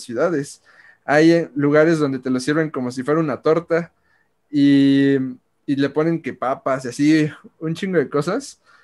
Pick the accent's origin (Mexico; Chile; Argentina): Mexico; nosotros somos mexicanos